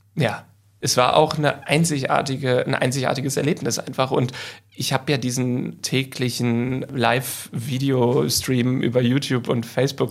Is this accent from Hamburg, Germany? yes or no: yes; Hamburg, Germany; moved away as an adult; also born or lived in London; die Zeit, die ich aufgewachsen bin in Harburg